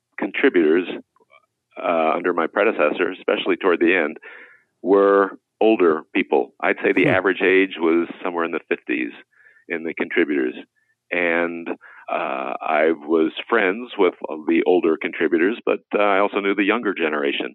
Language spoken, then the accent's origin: English; Indiana, United States; I grew up in Indiana